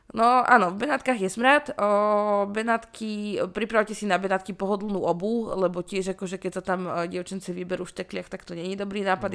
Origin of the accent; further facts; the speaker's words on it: Rajecká Lesná, Žilina Region, Slovakia; pochádzam z Rajeckej lesnej a že Rajecké teplice sú pár kilometrov odtiaľ